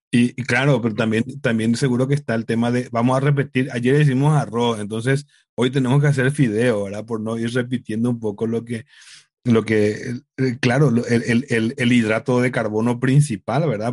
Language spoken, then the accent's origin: Spanish; Paraguay; en Paraguay, en mi país